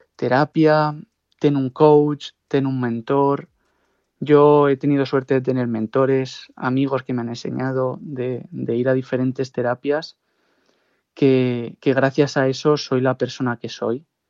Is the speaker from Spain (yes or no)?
yes; Pozuelo de Alarcón, Community of Madrid, Spain; moved away as an adult; also born or lived in Segovia / Kuala Lumpur, Malaysia; la camiseta del club de fútbol de Pozuelo, donde yo, yo vivía y todos mis amigos podían jugar ahí federados